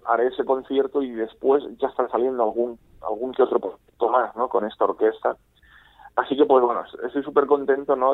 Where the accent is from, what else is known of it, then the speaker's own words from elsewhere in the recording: Novelda, Valencian Community, Spain; en mi ciudad natal